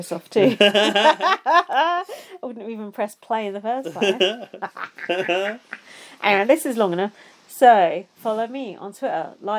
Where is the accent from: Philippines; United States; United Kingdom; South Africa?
United Kingdom; England; we're from the Midlands.